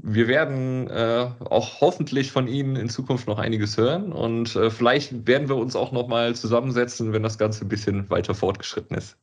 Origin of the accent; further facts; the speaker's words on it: Cologne, North Rhine-Westphalia, Germany; wir sind äh, Kölner